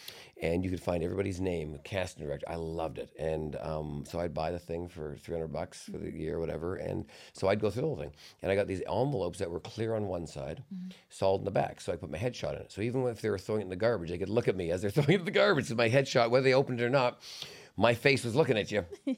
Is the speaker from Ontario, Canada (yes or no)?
no; Vancouver, British Columbia, Canada; No, I grew up in Vancouver, so there's water around me.